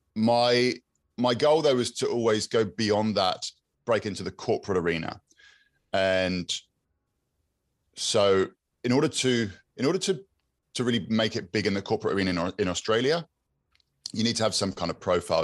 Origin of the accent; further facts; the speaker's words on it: Exmouth, South West England, United Kingdom; I grew up in Exmouth